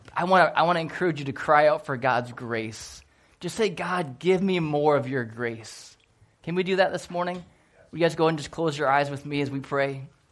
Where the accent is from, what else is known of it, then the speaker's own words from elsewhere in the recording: Port Huron, Michigan, United States; I grew up in Port Huron, Michigan